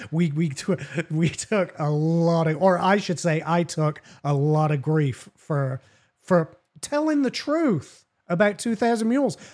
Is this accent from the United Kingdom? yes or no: yes; England, United Kingdom; now in United States; I'm from Great Britain